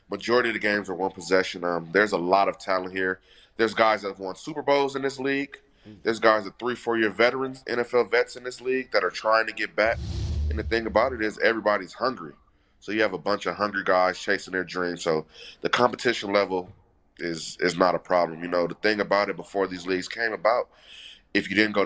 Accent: Los Angeles, California, United States; I'm from Los Angeles, California

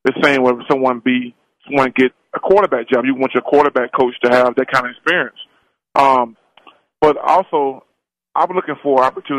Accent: Mobile, Alabama, United States; now in Atlanta, United States; I live in Atlanta, Georgia. Oh. I'm from Mobile, Alabama, which is a big University of Alabama hub.

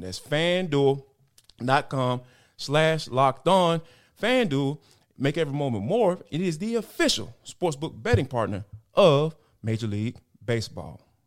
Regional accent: Atlanta, Georgia, United States; I'm from the Atlanta metro area

